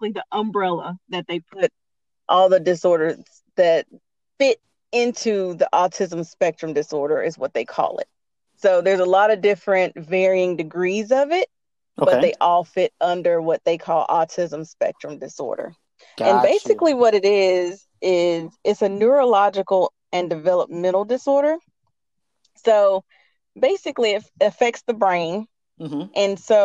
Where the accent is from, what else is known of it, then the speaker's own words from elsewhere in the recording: Winston-Salem, North Carolina, United States; now in Greensboro, United States; I am originally from Winston-Salem, North Carolina. I grew up in Winston-Salem.